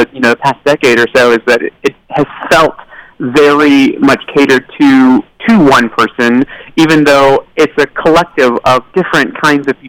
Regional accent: Tennessee, United States; I grew up in Tennessee

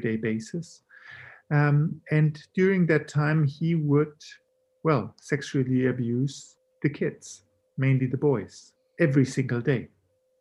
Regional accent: Chile; I grew up in Chile in a German family of the German minority in Chile

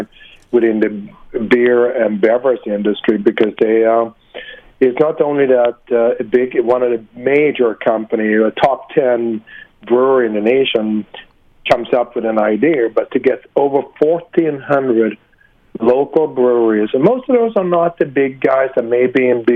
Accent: Sweden; now in United States; I'm originally from Sweden

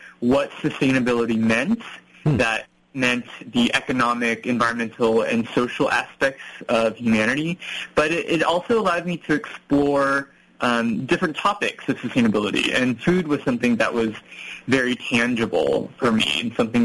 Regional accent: United States; I was growing up in America, my parents, my family, they were immigrants

